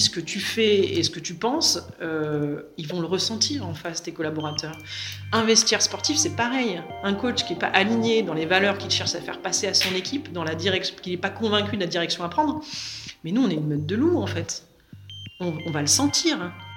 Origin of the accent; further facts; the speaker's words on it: Le Vésinet, Île-de-France, France; je viens du Vésiné. Euh, j'ai grandi euh, dans la banlieue euh, ouest parisienne